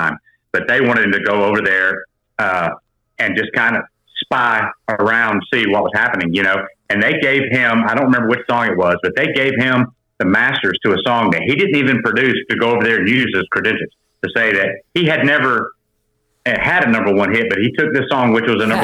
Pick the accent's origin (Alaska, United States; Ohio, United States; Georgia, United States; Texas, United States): Georgia, United States; Rome; moved away as an adult; also born or lived in Florida / Nashville; now in Atlanta, United States; I was born, I grew up in Rome, Georgia.